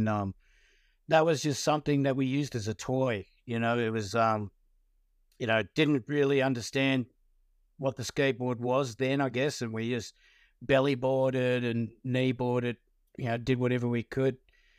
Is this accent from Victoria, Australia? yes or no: yes; Hoppers Crossing, Victoria, Australia; also born or lived in Werribee; I was born in Werribee in Victoria and raised in Hoppers Crossing